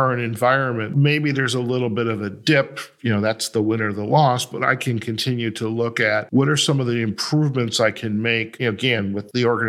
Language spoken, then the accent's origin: English; Detroit, Michigan, United States; I'm from Detroit